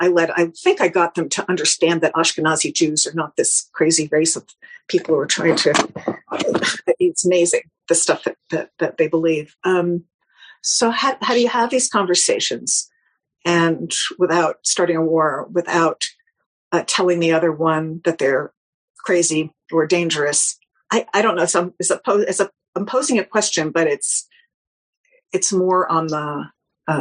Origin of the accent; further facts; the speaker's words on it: New York, United States; I'm a New Yorker